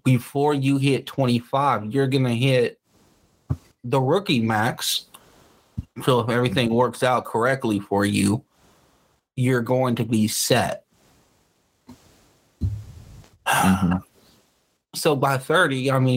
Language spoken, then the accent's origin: English; Los Angeles, California, United States; I grew up in South Central.